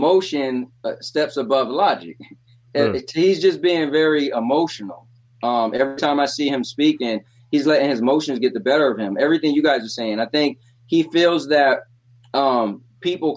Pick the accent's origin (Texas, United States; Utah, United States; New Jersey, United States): New Jersey, United States; Trenton; growing up in Trenton